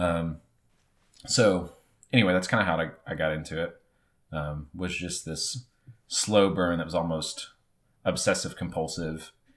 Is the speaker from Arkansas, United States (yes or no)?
yes; Marion, Arkansas, United States; moved away as an adult; also born or lived in Jackson, Tennessee; now in Northwest Arkansas, United States; I grew up in Northeast Arkansas, in the town of Marion